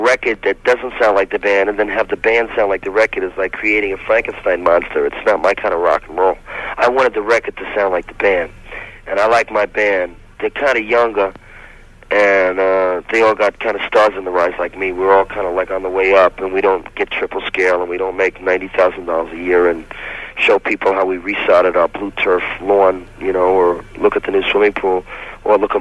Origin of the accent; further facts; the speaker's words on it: New York, United States; moved away; also born or lived in San Francisco; New York is home sweet home for me. I grew up there